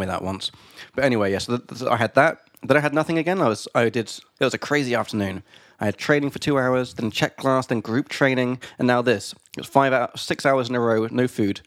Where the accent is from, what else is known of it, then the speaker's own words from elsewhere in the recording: England, United Kingdom; from England